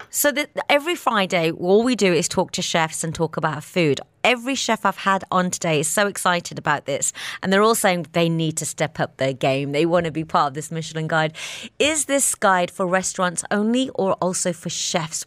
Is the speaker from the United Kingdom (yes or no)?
yes; Birmingham, West Midlands, United Kingdom; moved away as an adult; now in Dubai, United Arab Emirates; my hometown in Birmingham